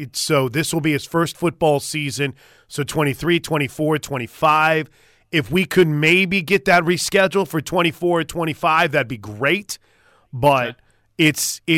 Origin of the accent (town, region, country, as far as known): Norman, Oklahoma, United States; born or raised there